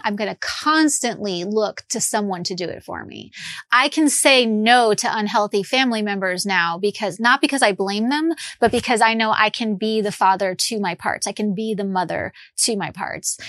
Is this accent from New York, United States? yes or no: yes; Long Island, New York, United States; moved away as an adult; also born or lived in Midwest; I grew up in New York, and I was like a Long Island Jewish girl